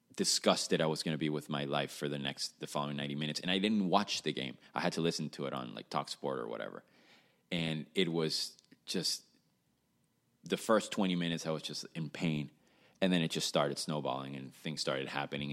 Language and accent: English; Caracas, Capital District, Venezuela; I was born and raised in Caracas, Venezuela